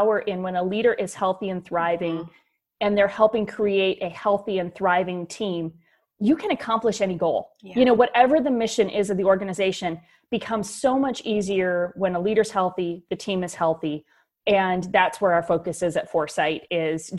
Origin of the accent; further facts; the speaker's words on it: Wisconsin, United States; moved away as an adult; also born or lived in Nashville, Tennessee; born and raised in Wisconsin and live back here again